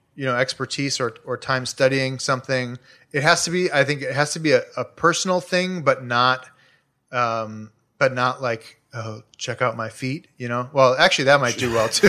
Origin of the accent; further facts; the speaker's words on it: Chicago, Illinois, United States; now in Los Angeles, United States; I grew up in Chicago, like, two blocks from a twenty-four hour C